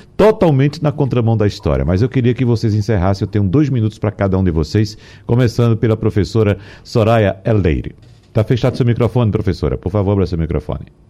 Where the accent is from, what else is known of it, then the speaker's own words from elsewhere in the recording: Brazil; moved away as an adult; eu sou do interior, nasci no interior, eu vinha para cá para estudar, final de semana voltava para passar o final de semana na minha terra, no interior